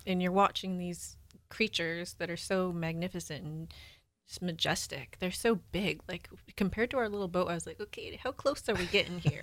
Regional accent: Washington, United States; moved away; Washington, where I'm from

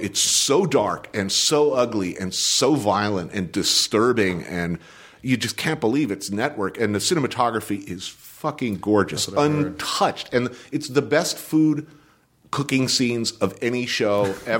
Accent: New Jersey, United States; It's like I grew up in New Jersey, but people didn't look like that and where I came from.

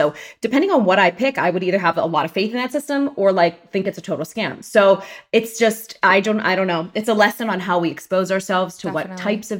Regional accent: Pittsburgh, Pennsylvania, United States; I'm from Pittsburgh, Pennsylvania. Yay. Go Steelers. Go Penguins. Go Pirates. Born and raised, huge Italian-American family.

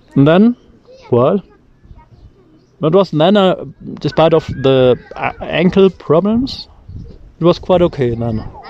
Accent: Germany; English is a second language; we're coming from Germany

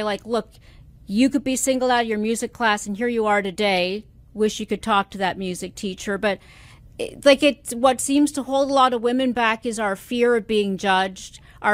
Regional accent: Canada; Being a Canadian myself

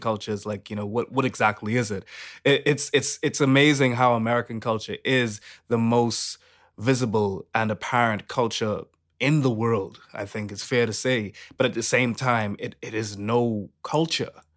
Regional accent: Bahamas; I'm from the Bahamas

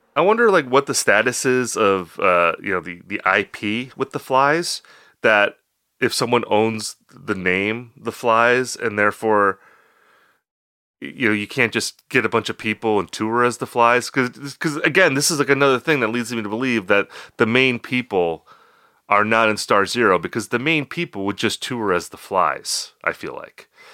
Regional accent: Oshkosh, Wisconsin, United States; moved away; I was working for my hometown paper at that time

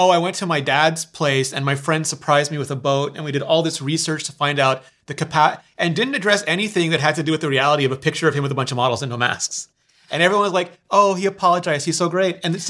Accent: Canada; I'm a Canadian.

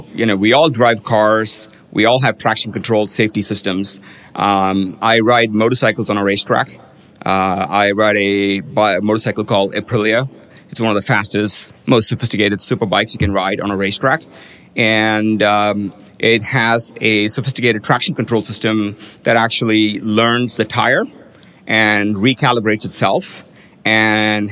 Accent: India; now in United States; I grew up in India where at that point in time, everybody had to ride a motorized two-wheeler

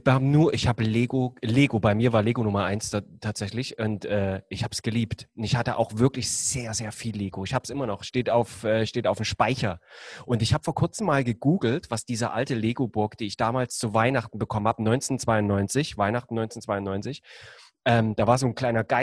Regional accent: Germany; ich komme ja aus der DDR

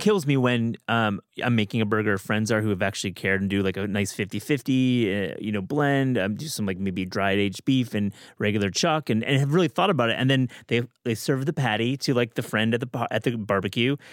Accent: Kalamazoo, Michigan, United States; I'm from Kalamazoo, Michigan

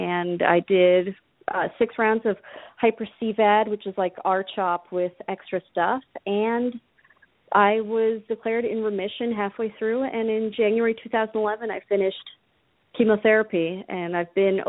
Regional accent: New Jersey, United States; now in Minneapolis, United States; No, I'm calling in from Minneapolis, but I grew up in Jersey.

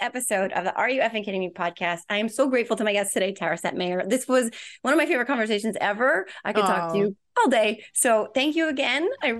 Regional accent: New Jersey, United States; Jersey girls, you know.

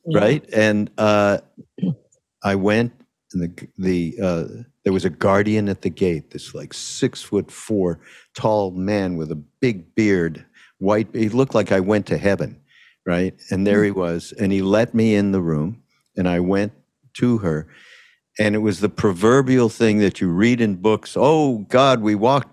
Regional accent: Montreal, Quebec, Canada; I'm from Montreal, so I spoke French.

